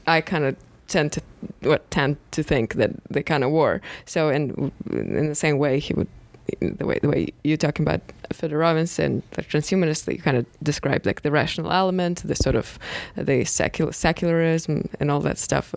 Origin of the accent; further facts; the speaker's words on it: Moscow, Russia; I grew up in Moscow